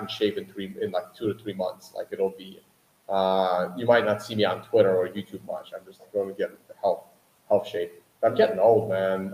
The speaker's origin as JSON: {"language": "English", "country": "United States", "tie": "born or raised there", "said": "I grew up in America"}